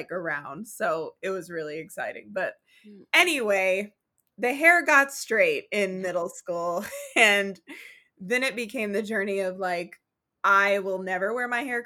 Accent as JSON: {"language": "English", "region": "Oklahoma", "country": "United States", "tie": "born or raised there", "said": "I grew up in Oklahoma"}